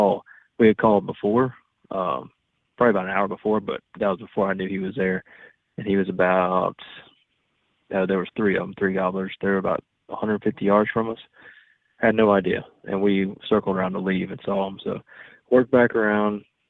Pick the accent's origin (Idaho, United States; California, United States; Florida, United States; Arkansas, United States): Florida, United States; I'm from Florida